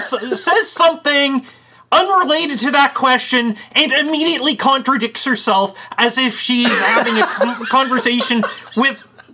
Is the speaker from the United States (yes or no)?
no; Canada; I'm Canadian.